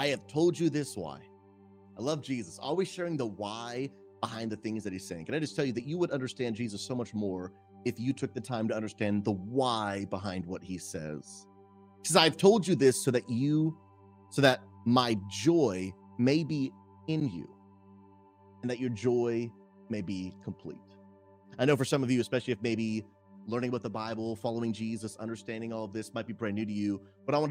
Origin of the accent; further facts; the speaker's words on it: Massachusetts, United States; my wife and I, we grew up in Massachusetts and New England